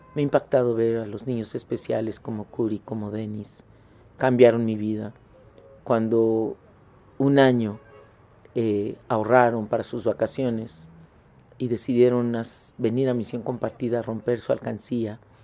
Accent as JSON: {"language": "Spanish", "country": "Mexico", "tie": "born or raised there", "moved": "as an adult", "lives_now": "Ecuador", "said": "yo nací en México"}